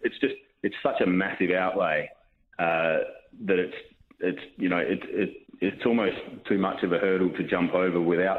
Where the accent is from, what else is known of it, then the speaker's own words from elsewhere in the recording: South Australia, Australia; moved away as an adult; also born or lived in Marlborough, New Zealand; we're from South Australia and we wanted to move back.